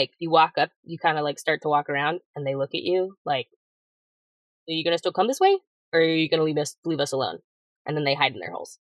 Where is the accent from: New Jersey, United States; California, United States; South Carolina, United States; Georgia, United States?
South Carolina, United States; Clemson; I'm a foreigner. I mean, I'm from Clemson, South Carolina, which has no P in it, but I know you're not from there if you say Clemson.